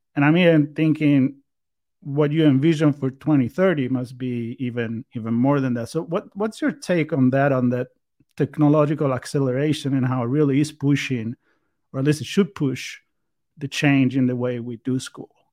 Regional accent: Italy; moved away; me being Italian and growing up there

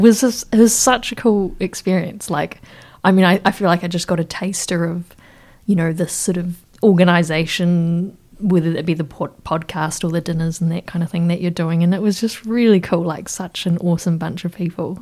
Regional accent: Wellington, New Zealand; I grew up in Wellington, Te Whanganui Atara

